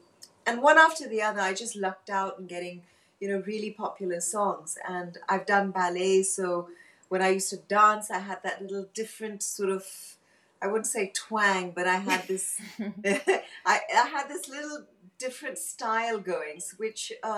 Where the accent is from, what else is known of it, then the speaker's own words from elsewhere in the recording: Hong Kong; moved away; So I was born and brought up in Hong Kong, and then we moved to Bangkok